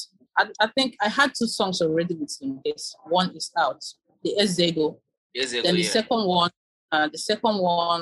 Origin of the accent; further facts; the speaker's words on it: Okija, Anambra, Nigeria; moved away as an adult; also born or lived in Onitsha / Guinea-Bissau; I'm from Anambra State. Okay. So I grew up in Okija. I stayed there for long.